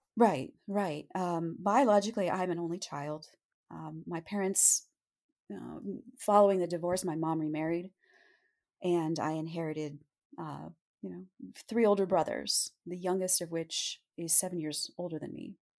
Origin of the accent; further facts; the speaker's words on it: Montoursville, Pennsylvania, United States; also born or lived in Williamsport, Pennsylvania; I was born in Williamsport, Pennsylvania, and I grew up in a rather small town called Montoursville